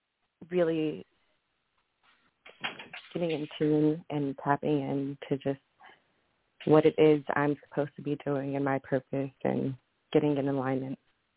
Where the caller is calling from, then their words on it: Maryland, United States; I am calling from Maryland.